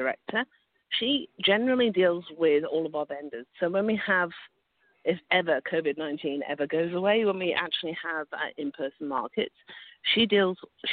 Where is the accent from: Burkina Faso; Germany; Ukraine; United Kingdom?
United Kingdom; moved away as an adult; now in Ottawa, Canada; I'm obviously British. I'm kind of newish to Canada